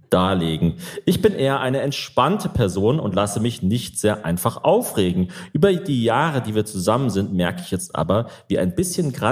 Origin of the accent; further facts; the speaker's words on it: South Germany, Germany; also born or lived in Vienna, Austria; Äh, ich komme ursprünglich aus Süddeutschland, habe aber in Wien studiert und dort eben meinen Wiener Freund kennengelernt.